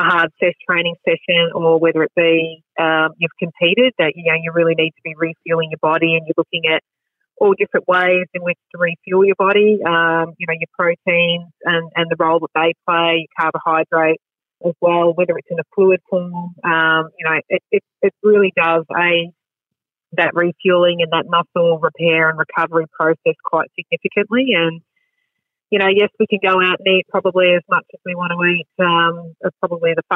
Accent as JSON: {"language": "English", "town": "Geelong", "region": "Victoria", "country": "Australia", "tie": "born or raised there", "said": "Growing up, I grew up in Grovetown, which was a booming suburb sort of on the, sort of the Torquay side of Geelong."}